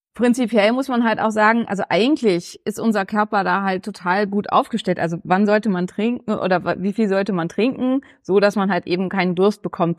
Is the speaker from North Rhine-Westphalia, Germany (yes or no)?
no; Neumünster, Schleswig-Holstein, Germany; now in Berlin, Germany; Neumünster, also meine Heimatstadt, wo ich herkomme